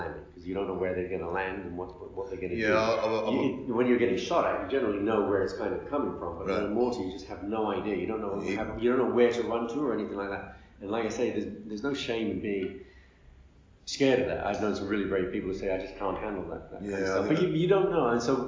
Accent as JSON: {"language": "English", "country": "Libya", "tie": "born or raised there", "also_born_or_lived": "United Kingdom / United States", "said": "I was brought up in Libya from the age of two."}